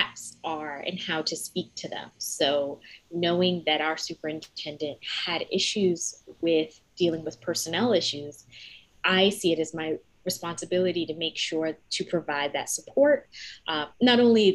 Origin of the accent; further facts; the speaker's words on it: New Jersey, United States; I'm from New Jersey